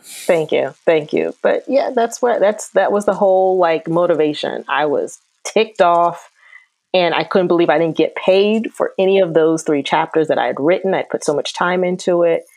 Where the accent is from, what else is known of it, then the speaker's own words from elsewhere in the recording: Akron, Ohio, United States; I'm from Akron, Ohio